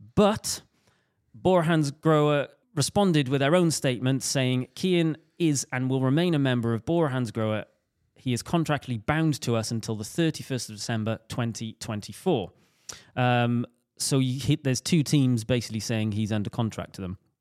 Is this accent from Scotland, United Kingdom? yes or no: no; Welsh, Wales, United Kingdom; me being Welsh